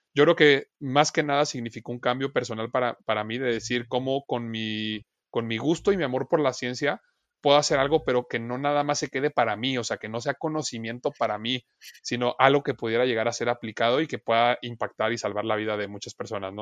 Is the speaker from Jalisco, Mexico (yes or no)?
yes; Guadalajara, Jalisco, Mexico; moved away as an adult; now in Chihuahua, Mexico; yo no soy de Chihuahua, yo soy de Guadalajara, Jalisco, yo nací allá, este, estudié allá toda mi carrera